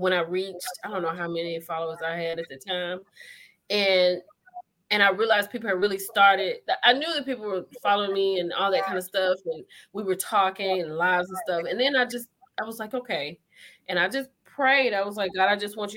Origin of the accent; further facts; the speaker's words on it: Grenada, Mississippi, United States; now in Texas, United States; we're from Grenada, Mississippi. We went to church. We were the same church.